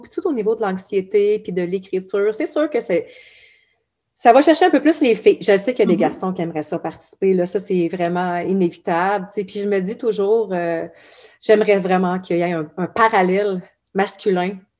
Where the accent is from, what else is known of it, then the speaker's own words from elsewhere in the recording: Abitibi, Quebec, Canada; je viens de l'Abitibi